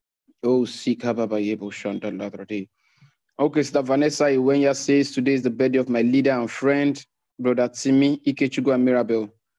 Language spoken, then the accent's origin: English; Zambia; from Zambia. It's my first time joining this meeting and I'm grateful.